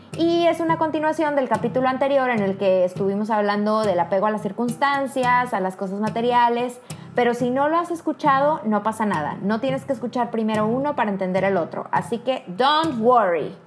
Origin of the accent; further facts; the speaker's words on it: Mexico; now in Poland; una mexicana viviendo en Polonia.